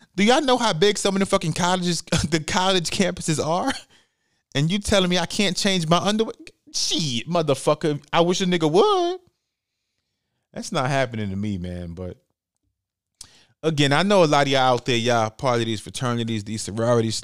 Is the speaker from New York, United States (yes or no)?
yes; New York City, New York, United States; moved away; I'm from the Bronx, New York